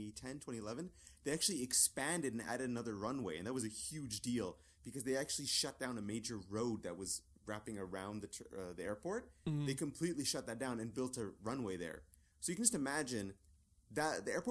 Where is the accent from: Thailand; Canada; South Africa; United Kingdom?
Canada; Calgary, Alberta; now in Vancouver, Canada; I grew up in Calgary